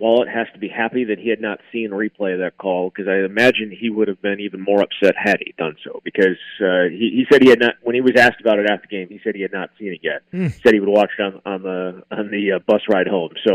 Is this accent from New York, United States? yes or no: no; Wisconsin, United States; I'm from Wisconsin